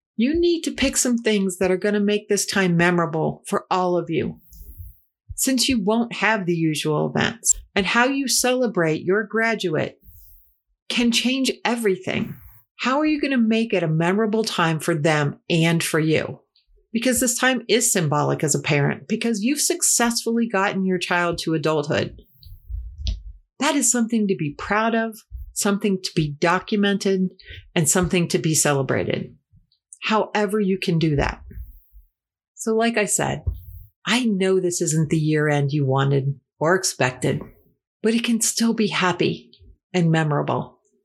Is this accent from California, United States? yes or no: no; Ohio, United States; my home state.